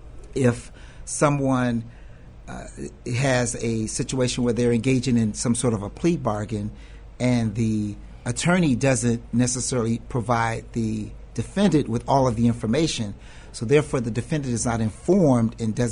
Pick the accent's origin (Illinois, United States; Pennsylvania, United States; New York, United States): Illinois, United States; Chicago; from Englewood.